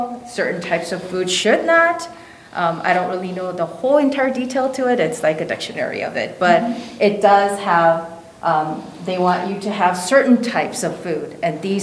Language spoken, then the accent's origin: English; Chicago area, Illinois, United States; I grew up here